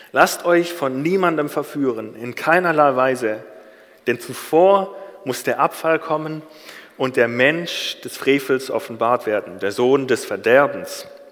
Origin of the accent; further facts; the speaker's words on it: Germany; Als Deutscher